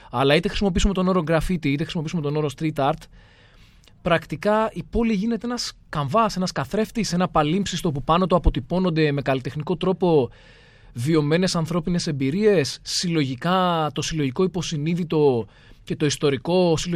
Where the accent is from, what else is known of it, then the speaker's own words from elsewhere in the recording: Athens, Attica, Greece; την αγαπώ την Αθήνα. Και το λέω δηλαδή, ξέρεις, με όση βαρύτητα μπορώ να δώσω. Είναι η πόλη μου. Μ' αρέσει. Έχω μεγαλώσει σε αυτήν για διάφορους λόγους ε, οικογενειακούς, επαγγελματικούς.